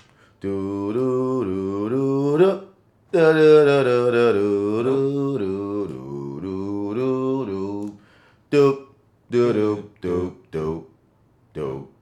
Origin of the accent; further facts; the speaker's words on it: New Orleans, Louisiana, United States; I'm from New Orleans.